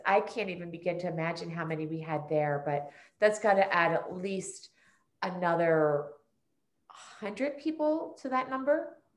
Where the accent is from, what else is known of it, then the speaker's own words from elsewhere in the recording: Prospect Park, Pennsylvania, United States; also born or lived in Norwood, Pennsylvania; I was actually born in Norwood, and for those of us who live in the neighborhood, I say I was born and raised in Prospect Park.